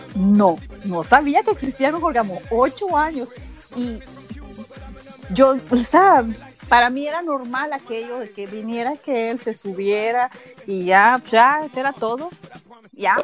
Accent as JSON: {"language": "Spanish", "country": "Honduras", "moved": "yes", "lives_now": "Raleigh, United States", "said": "Soy de Honduras, vivo en Estados Unidos, en el estado de North Carolina."}